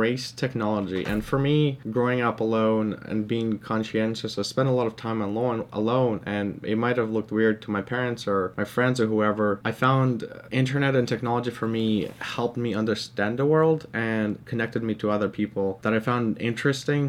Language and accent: English; Canada; English is a second language; growing up as an immigrant in Canada